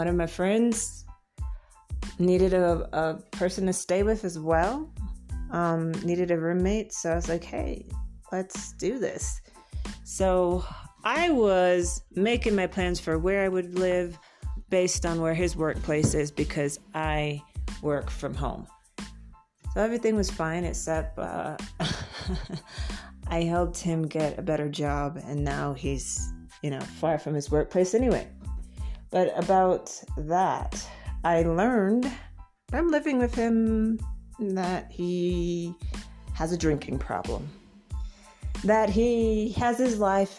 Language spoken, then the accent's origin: English; Florida, United States; moved away as an adult; now in Bogota, Colombia; I'm a transplant from Florida in the U.S. and seeking to settle here